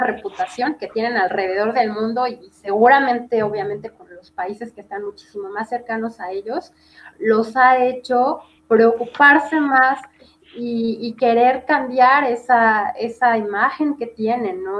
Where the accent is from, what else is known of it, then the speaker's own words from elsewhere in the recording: Mexico; also born or lived in Puebla; sí soy mexicana, pero me considero una ciudadana del mundo